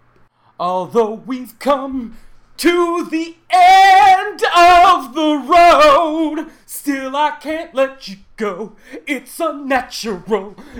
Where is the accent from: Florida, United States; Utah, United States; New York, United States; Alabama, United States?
New York, United States; Syracuse; moved away; where I grew up in Syracuse, New York, like the farmland outside of that town